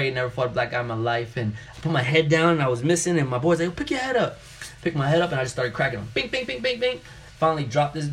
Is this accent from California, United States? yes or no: no; New York City, New York, United States; growing up in New York City